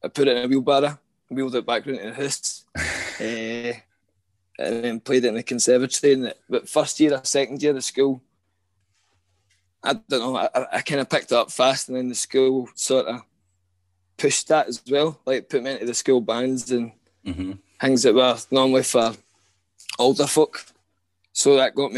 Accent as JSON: {"language": "English", "area": "Coltness", "region": "Scotland", "country": "United Kingdom", "tie": "born or raised there", "said": "I grew up in Colton, where I still stay"}